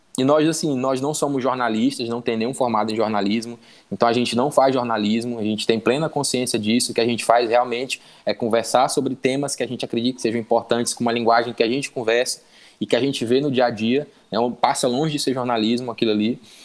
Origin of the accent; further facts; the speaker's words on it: Maranhão, Brazil; E eu sou maranhense